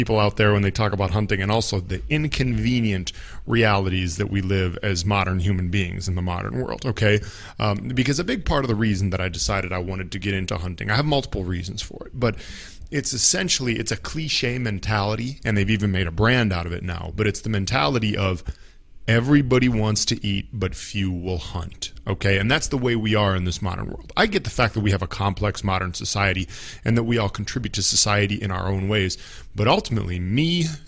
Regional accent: Minnesota, United States; I'm from Minnesota in the northern part of the United States

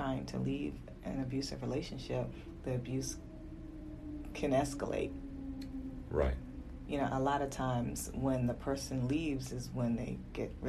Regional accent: Virginia, United States; also born or lived in Fayetteville, North Carolina / Harlem, New York; I was born in Fayetteville, North Carolina, and I've lived in Virginia most of my life

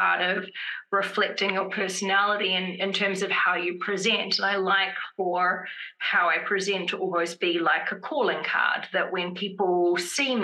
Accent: Wellington, New Zealand; also born or lived in Boston, United States; now in California, United States; I come from Wellington, where a lot of us, we just tend to love grays and blacks, which is odd because when I grew up in Wellington, the weather was quite gloomy a lot of the time

